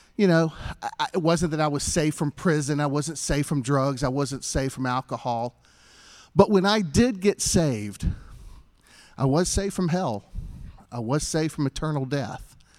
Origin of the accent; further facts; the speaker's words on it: Greenville, South Carolina, United States; I grew up here in Greenville.